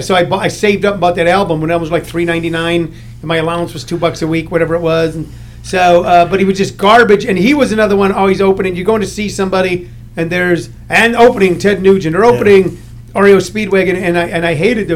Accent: St. Louis, Missouri, United States; I grew up in St. Louis.

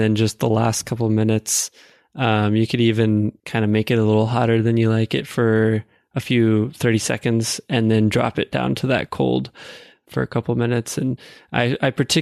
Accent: Houston, Texas, United States; now in North Carolina, United States; I'm from Texas originally. It's quite warm where I'm from, Houston, Texas

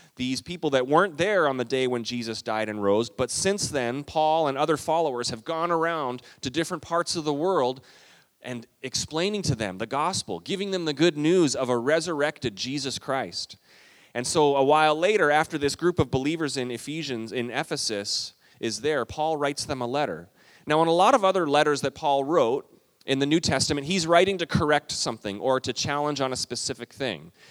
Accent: Minnesota, United States; we're Minnesotan

